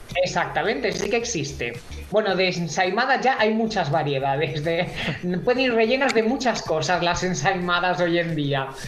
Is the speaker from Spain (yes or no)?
yes; Menorca, Balearic Islands, Spain; Yo he nacido en Menorca, yo soy menorquín.